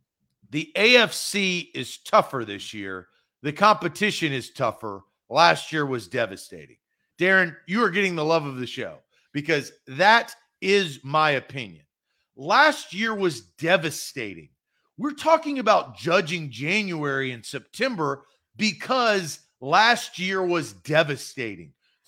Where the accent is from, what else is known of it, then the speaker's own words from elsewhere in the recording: Nashville, Tennessee, United States; I'm born and raised in Nashville.